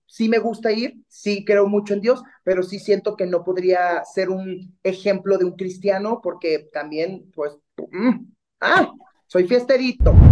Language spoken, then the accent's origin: Spanish; Mexico; como mexicanos nos apoyemos